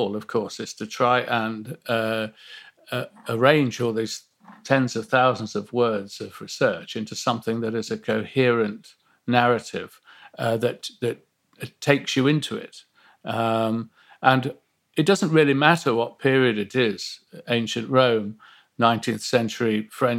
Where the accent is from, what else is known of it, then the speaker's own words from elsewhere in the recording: Nottingham, East Midlands, United Kingdom; growing up in Nottingham